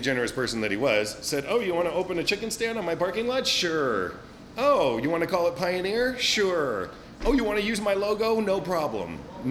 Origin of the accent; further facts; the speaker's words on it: Glendale, California, United States; moved away as an adult; also born or lived in Santa Barbara, California; now in San Francisco, United States; I grew up in Glendale, California, which is just north of Los Angeles, between Pasadena and Burbank. Had one of those classic, idyllic, small town growing up